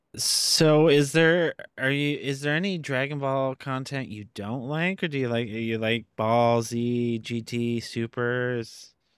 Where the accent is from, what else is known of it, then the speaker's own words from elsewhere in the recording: Canada; where I grew up in Canada